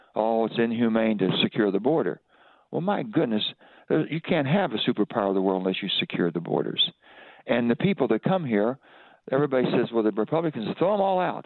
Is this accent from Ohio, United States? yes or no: no; West Virginia, United States; I'm an American first, I'm a West Virginian second